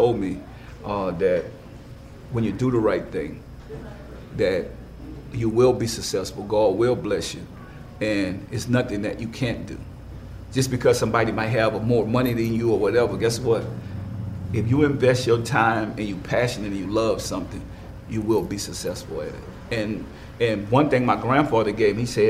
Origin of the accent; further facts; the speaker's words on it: New Orleans, Louisiana, United States; moved away as an adult; also born or lived in Richmond, California; I'm from New Orleans